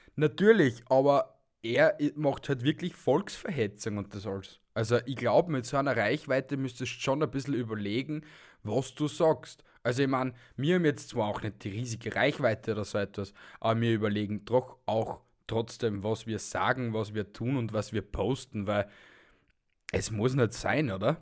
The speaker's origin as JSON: {"language": "German", "country": "Austria", "said": "bei uns in Österreich"}